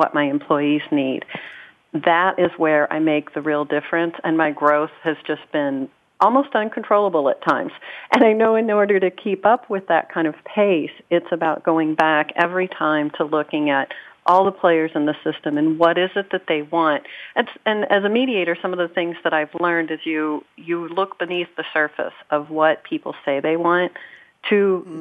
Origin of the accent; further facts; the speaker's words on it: Kentucky, United States; I grew up in Kentucky